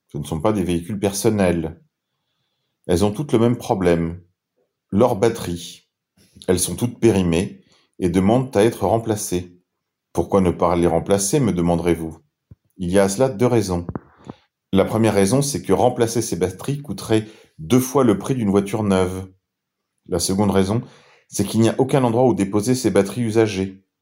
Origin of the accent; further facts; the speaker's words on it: France; Souvenez-vous que c'est grâce à elle que nous sommes chrétiens et probablement aussi grâce à elle que nous sommes français.